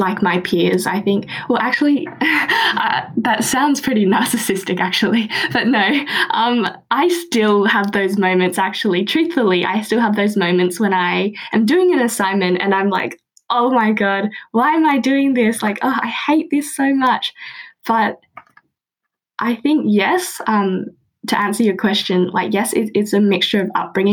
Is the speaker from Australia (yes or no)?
yes; Australia; born and raised in Australia